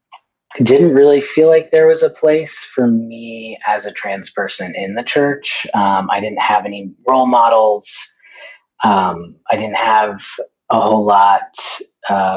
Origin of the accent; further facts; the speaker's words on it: North Carolina, United States; moved away as an adult; also born or lived in Denver, Colorado; now in San Francisco Bay Area, United States; I came from North Carolina, where I grew up